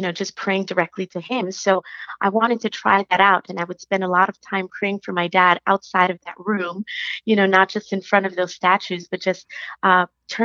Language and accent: English; New York City, New York, United States; now in Dallas, United States; I live in Dallas. I'm originally from New York City